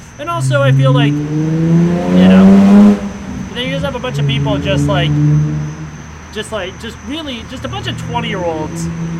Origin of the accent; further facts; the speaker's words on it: Canada; We're Canadian.